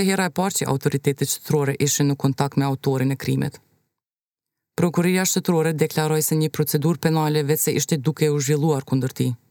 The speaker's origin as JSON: {"language": "Albanian", "town": "Pristina", "country": "Kosovo", "said": "Jemi nga Prishtina."}